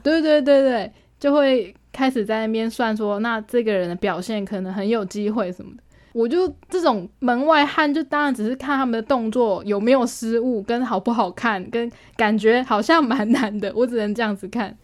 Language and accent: Chinese; Taiwan; 我说我们是台湾的我们